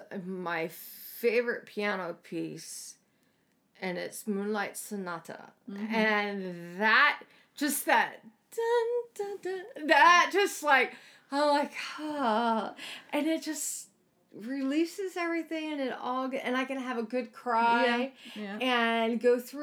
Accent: East Coast, United States; moved away; Where I grew up at on the East Coast

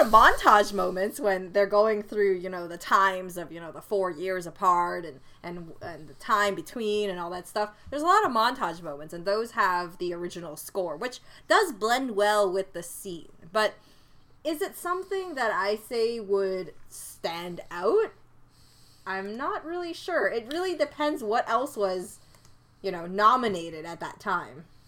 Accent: Canada; being the Canadian that I am

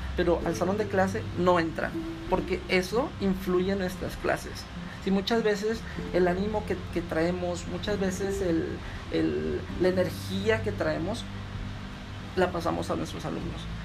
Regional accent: United States; moved away as an adult; now in Mexico; estudié gran parte de mi vida en Estados Unidos, cursé lo que fue educación básica, preparatoria y dos años de universidad

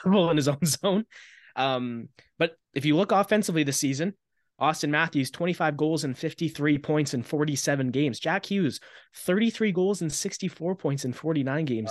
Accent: Maple Ridge, British Columbia, Canada; I'm from Maple Ridge.

